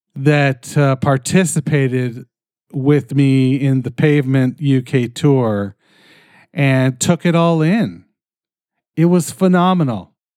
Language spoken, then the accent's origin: English; Canada; I'm fucking Canadian